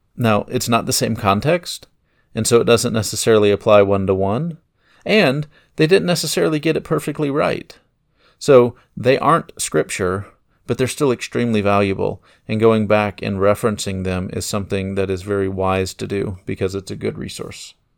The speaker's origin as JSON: {"language": "English", "country": "United States", "said": "I'm an American"}